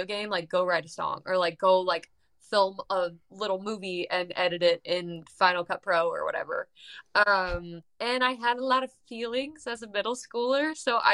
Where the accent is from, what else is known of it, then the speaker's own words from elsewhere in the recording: San Diego, California, United States; now in Nashville, United States; I grew up in San Diego, California.